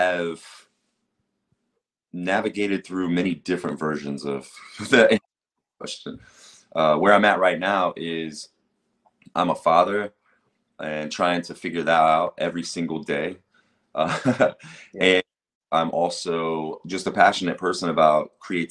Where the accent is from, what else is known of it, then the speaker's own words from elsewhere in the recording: Xenia, Ohio, United States; also born or lived in Jamestown, Ohio / Dayton, Ohio; being a white kid in Jamestown, Ohio, which is where I moved to from Xenia, my parents got divorced and moved out to Jamestown. And being from Xenia